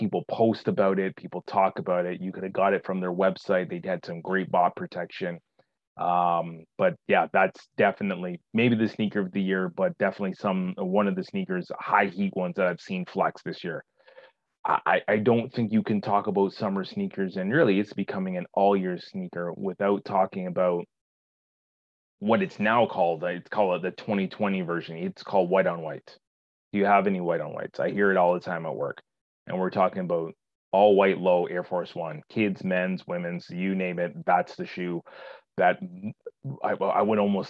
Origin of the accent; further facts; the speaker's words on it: Toronto, Ontario, Canada; summer is not that long in Toronto per se, where I grew up, and particularly I grew up in Scarborough.